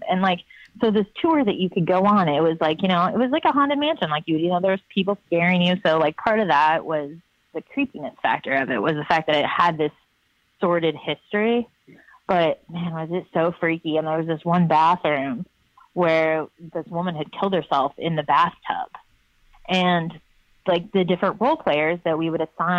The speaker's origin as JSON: {"language": "English", "town": "Lafayette", "region": "Indiana", "country": "United States", "tie": "born or raised there", "said": "growing up in Lafayette, Indiana, my high school used to run this haunted mansion"}